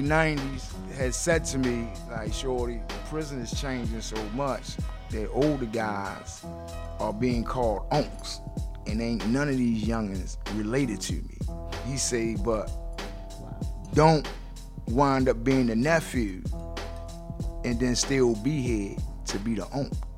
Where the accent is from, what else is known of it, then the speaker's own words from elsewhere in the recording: Baltimore, Maryland, United States; I grew up in West Baltimore